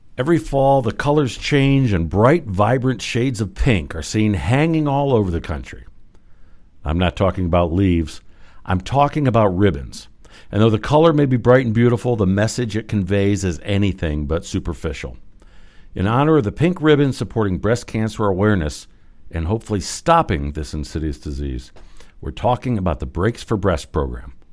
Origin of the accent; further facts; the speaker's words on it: Medina, Ohio, United States; I grew up in Medina.